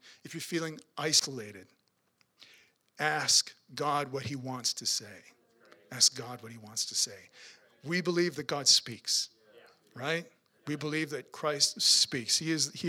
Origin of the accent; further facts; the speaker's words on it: Swift Current, Saskatchewan, Canada; I'm from Swift Current